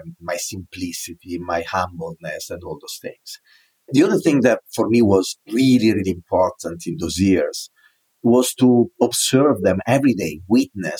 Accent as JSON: {"language": "English", "region": "northern Italy", "country": "Italy", "tie": "born or raised there", "accent": "Italian", "second_language": "English", "moved": "as an adult", "lives_now": "New York City, United States", "said": "I was born in the north of Italy"}